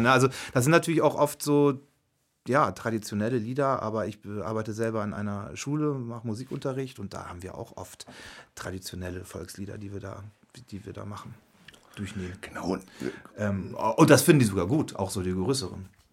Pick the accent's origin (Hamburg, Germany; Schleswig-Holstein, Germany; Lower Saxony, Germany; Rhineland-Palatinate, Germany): Lower Saxony, Germany; Wittmund; moved away; also born or lived in Hanover; ich komme aus Wittmund, aus Friesland